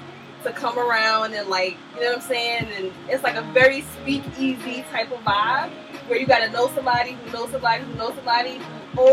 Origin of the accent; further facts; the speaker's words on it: New York City, New York, United States; now in New Jersey, United States; I'm from New York.